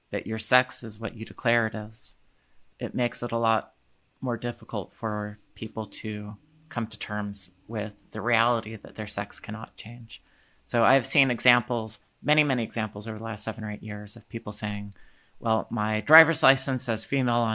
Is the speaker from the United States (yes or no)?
yes; Indiana, United States; And when the legislation came to my home state of Indiana